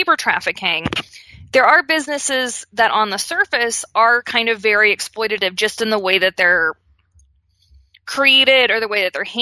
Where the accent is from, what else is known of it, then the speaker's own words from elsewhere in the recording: Pittsburgh, Pennsylvania, United States; As a kid growing up in Pittsburgh